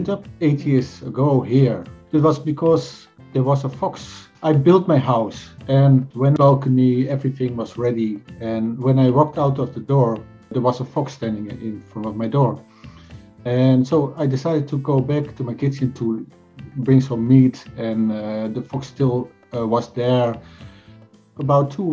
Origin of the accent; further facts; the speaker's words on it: Netherlands; now in Sweden; I'm from Dutch, from Holland, but I live in Sweden.